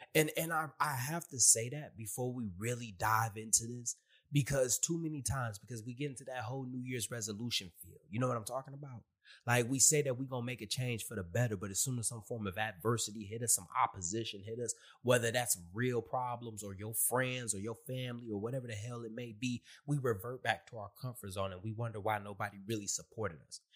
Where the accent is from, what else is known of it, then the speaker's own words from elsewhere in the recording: Michigan, United States; moved away as an adult; also born or lived in California; now in Virginia, United States; I'm from Michigan